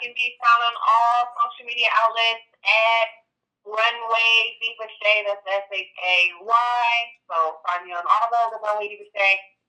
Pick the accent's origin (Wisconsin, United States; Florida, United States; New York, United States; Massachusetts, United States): Florida, United States; also born or lived in Flint, Michigan / Georgia; I was born in Flint, Michigan. I grew up in Florida, and I started elementary school in Georgia. So I kind of moved around a lot.